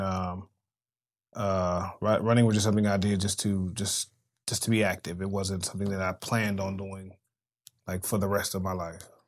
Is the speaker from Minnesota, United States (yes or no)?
no; Los Angeles, California, United States; I am from South Central, an underserved community